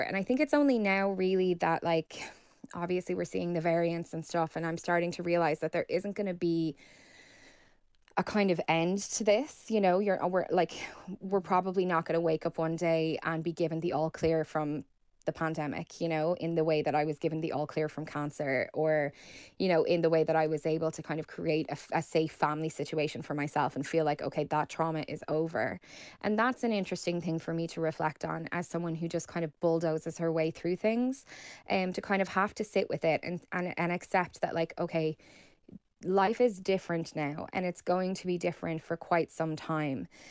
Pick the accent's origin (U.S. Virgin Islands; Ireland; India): Ireland; as Irish people